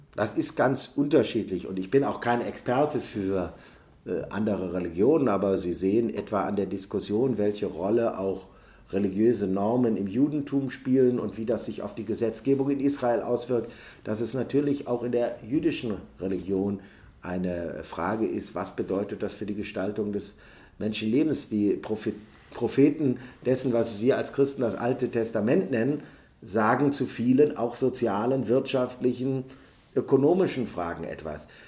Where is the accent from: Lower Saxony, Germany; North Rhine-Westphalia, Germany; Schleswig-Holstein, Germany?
North Rhine-Westphalia, Germany; Neuss; In meiner Heimatstadt Neuss gibt es eine superlebendig griechisch-orthodoxe, äh, Kirchengemeinde